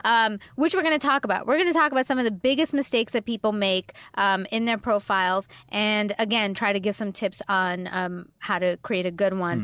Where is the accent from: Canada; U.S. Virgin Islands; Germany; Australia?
Canada; Toronto, Ontario; I'm from Toronto